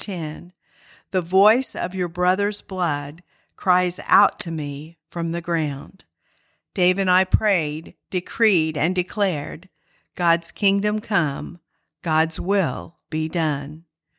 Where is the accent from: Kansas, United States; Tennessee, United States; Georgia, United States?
Kansas, United States; Although born and raised in Kansas